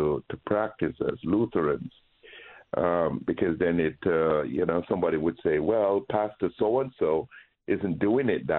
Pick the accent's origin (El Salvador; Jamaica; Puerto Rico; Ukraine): Jamaica; moved away; when I grew up in Jamaica